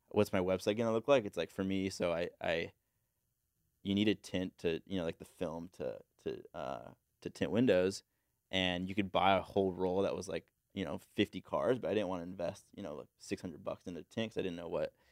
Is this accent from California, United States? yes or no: yes; Encinitas, California, United States; Uh, so I grew up in like Encinitas